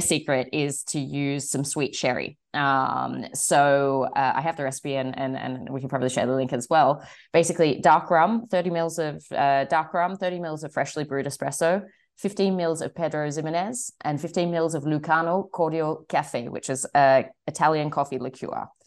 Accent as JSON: {"language": "English", "town": "Sydney", "region": "New South Wales", "country": "Australia", "moved": "yes", "said": "I'm originally from Sydney"}